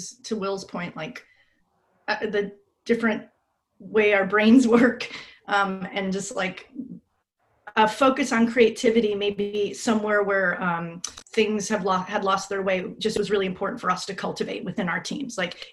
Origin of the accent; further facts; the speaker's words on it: Green Bay, Wisconsin, United States; I'm from East Green Bay, Wisconsin.